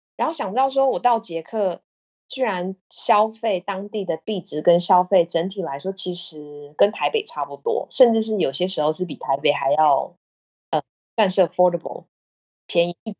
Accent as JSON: {"language": "Chinese", "country": "Taiwan", "also_born_or_lived": "Australia / Vietnam", "moved": "as an adult", "lives_now": "Czech Republic", "said": "我是台湾来的"}